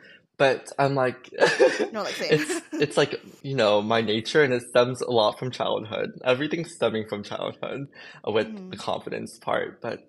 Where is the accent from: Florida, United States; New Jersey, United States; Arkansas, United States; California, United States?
Florida, United States; Jacksonville; So I grew up in Jacksonville and I kind of want to change, to be honest.